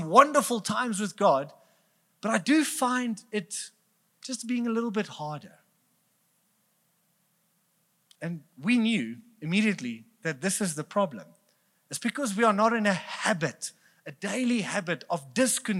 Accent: Bloemfontein, Free State, South Africa; We are from Bloemfontein, so we're cheap

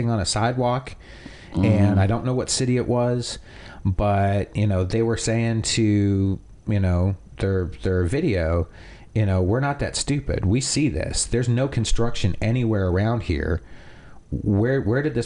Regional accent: Canada; now in United States; I am Canadian

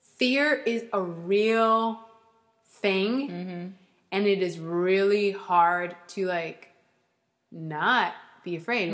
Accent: Columbus, Ohio, United States; now in Chicago, United States; Most immediately, I moved here from Columbus, Ohio.

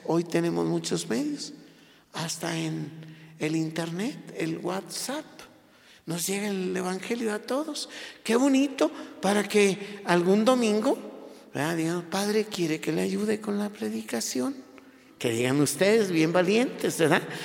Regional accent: Mexico

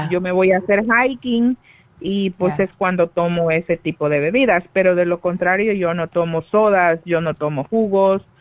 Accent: El Salvador; yo soy del Salvador

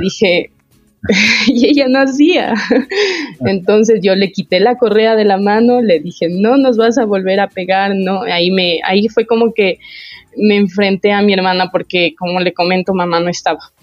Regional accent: Quito, Pichincha, Ecuador; also born or lived in Ambato, Tungurahua; No, eh, nací allá, pero desde que tengo uso de razón vivo acá en Quito. Y he vivido toda mi vida

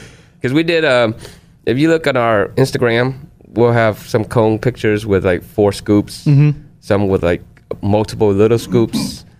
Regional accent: Houston, Texas, United States; also born or lived in Southern California; now in Dallas, United States; So I grew up in Houston, and then I moved to Southern California

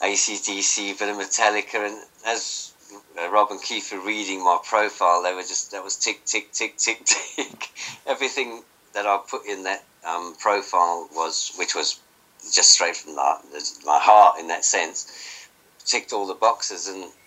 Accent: Johannesburg, Gauteng, South Africa; moved away; I came over from Johannesburg, South Africa in 84.

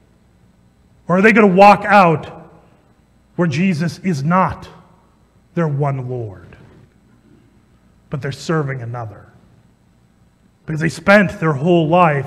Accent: Ankeny, Iowa, United States; I grew up in Ankeny

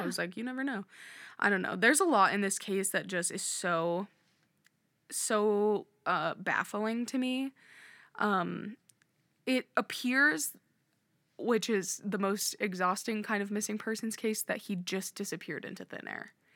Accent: Nebraska, United States; we're from Nebraska, but we're not from that area of the state

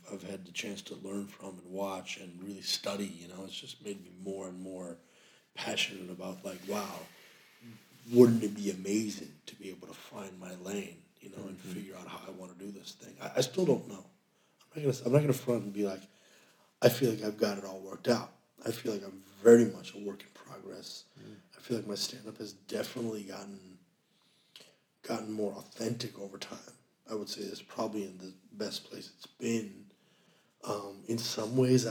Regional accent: United States; Our experience as American Muslims

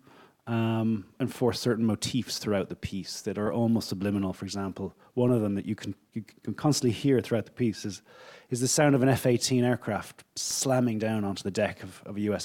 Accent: Ireland; I'm Irish.

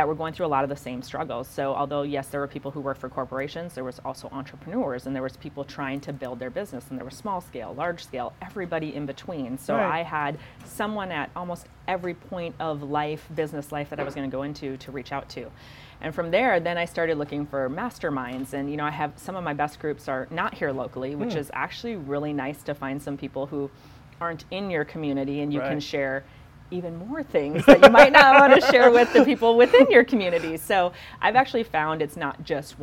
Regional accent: Midwest, United States; now in Bakersfield, United States; I'm from the Midwest. I'm from 8,000 people, that's small

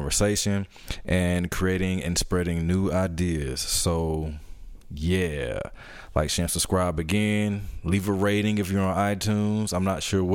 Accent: Atlanta, Georgia, United States; my hometown, Atlanta

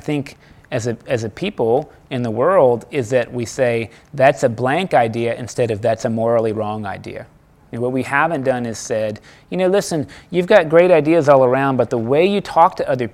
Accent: United States; As an American

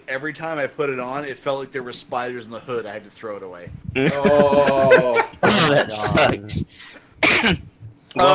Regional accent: Canada; as a Canadian

